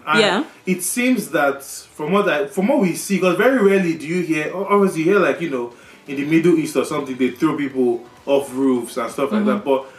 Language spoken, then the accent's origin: English; Nigeria; moved away; we are from Nigeria